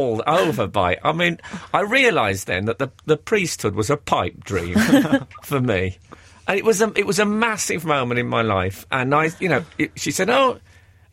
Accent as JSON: {"language": "English", "town": "Birmingham", "region": "West Midlands", "country": "United Kingdom", "tie": "born or raised there", "said": "I grew up in Birmingham in the 70s"}